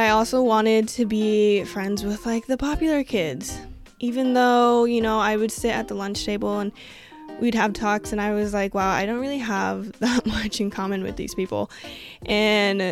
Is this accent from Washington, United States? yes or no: yes; Washington, United States; moved away as an adult; also born or lived in Colorado, United States / Iowa, United States; I was born in Colorado, but my family and I moved to Washington when I was like 2 or so. So I was pretty much raised on the West Coast